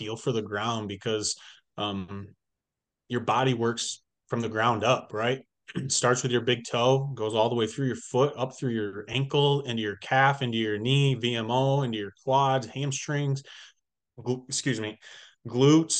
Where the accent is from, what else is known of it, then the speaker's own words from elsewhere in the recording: Michigan, United States; also born or lived in Illinois; when I moved back home to Michigan from Illinois, when I was playing college ball